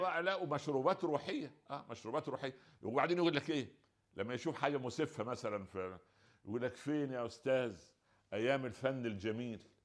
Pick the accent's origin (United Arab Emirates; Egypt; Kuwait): Egypt; عندنا في مصر